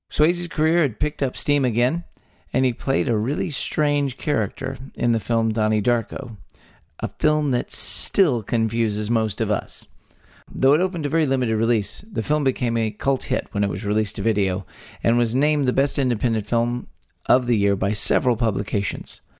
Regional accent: Texas, United States; born or raised there

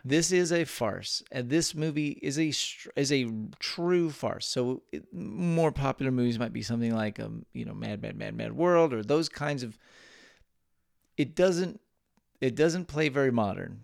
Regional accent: Texas, United States; born or raised there

